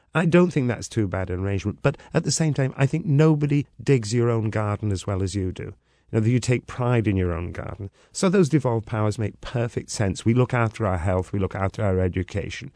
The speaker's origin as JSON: {"language": "English", "region": "Wales", "country": "United Kingdom", "said": "I come from Wales, uh, just under three million people"}